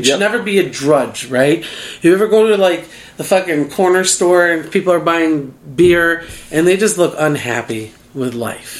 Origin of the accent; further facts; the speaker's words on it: Chicago, Illinois, United States; now in Las Vegas, United States; I'm from Chicago, so I'm a househead person